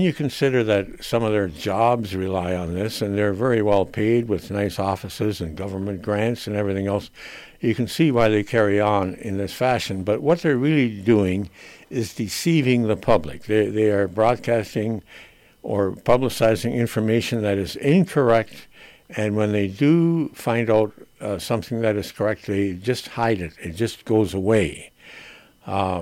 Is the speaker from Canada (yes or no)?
yes; Canada; as a Canadian